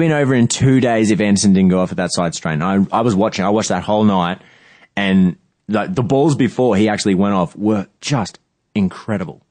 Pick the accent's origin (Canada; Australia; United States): Australia; as an Australian